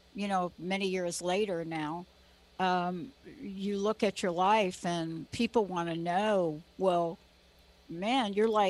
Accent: East Coast, United States; I'm from the East Coast

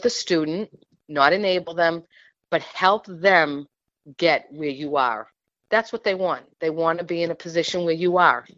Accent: New England, United States; I'm from New England and I'm a Patriots fan.

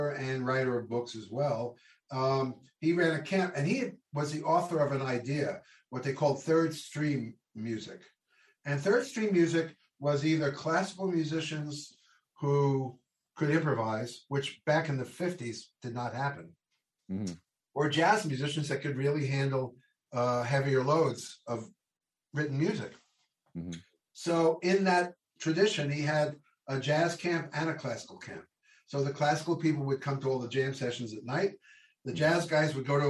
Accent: Long Island, New York, United States; I grew up in Long Island, New York

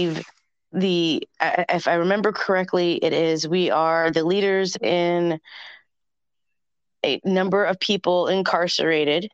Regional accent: the South, United States; I'm from the South, South

